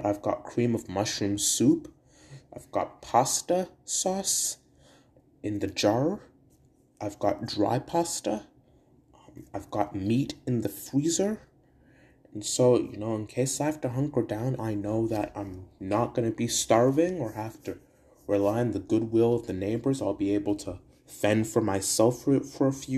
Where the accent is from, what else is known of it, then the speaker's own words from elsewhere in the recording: Brantford, Ontario, Canada; my hometown of Brantford